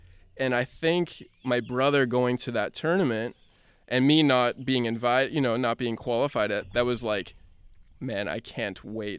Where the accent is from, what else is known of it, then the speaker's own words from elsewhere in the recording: Cincinnati, Ohio, United States; growing up in Cincinnati